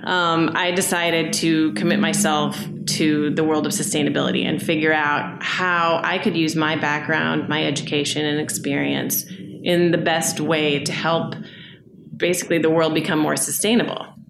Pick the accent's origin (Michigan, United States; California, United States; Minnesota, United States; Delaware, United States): Minnesota, United States; Minneapolis; I am from Minneapolis. I grew up here. I left for a while